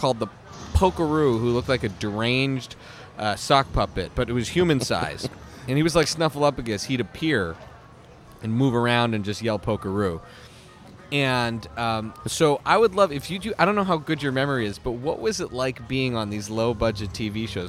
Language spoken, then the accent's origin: English; Canada; also born or lived in Philadelphia; I grew up in Canada